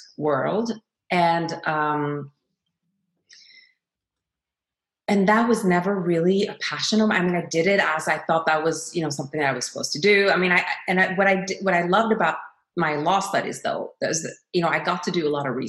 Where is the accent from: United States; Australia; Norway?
Norway; as a Norwegian myself, I've always been very proud and honored that my home country of Norway